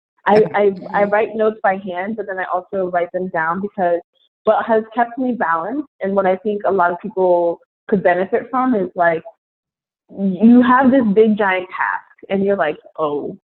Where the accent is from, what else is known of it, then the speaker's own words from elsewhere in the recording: New York, United States; I'm from New York.